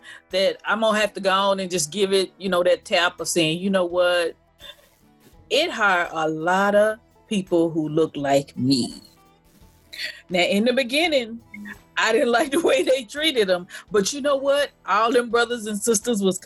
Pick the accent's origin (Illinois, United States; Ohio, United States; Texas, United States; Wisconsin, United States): Texas, United States; we're from Texas